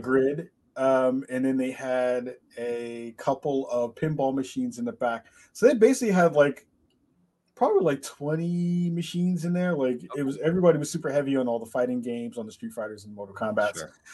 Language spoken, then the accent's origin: English; New York City, New York, United States; I was raised in the Bronx back in New York